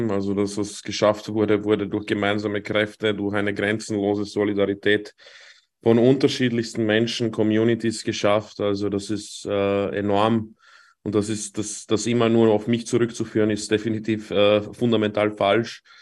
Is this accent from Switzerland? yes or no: no; Vienna, Austria; aufgewachsen in Wien